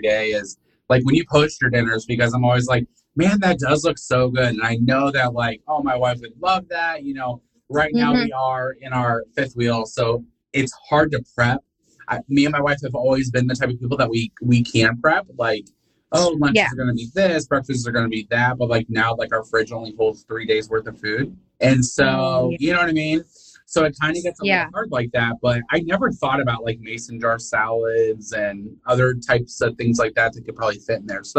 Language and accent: English; Indiana, United States; moved away as an adult; now in Alabama, United States; I was born and raised in Indiana.